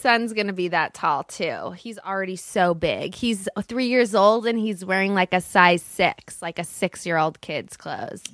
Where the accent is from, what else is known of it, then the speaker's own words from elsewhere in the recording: Los Angeles, California, United States; also born or lived in Studio City, Los Angeles; I grew up in Brentwood.